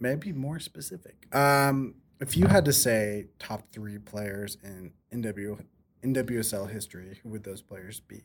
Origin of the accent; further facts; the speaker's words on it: Oregon, United States; Being from Oregon